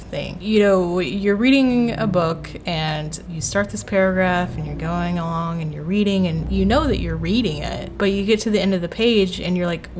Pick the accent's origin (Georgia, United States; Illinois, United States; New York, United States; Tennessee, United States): Tennessee, United States; my home state of Tennessee